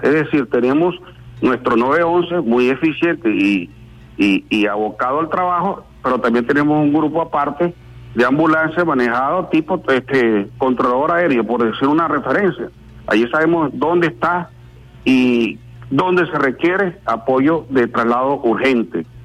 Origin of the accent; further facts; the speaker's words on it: Venezuela; como venezolano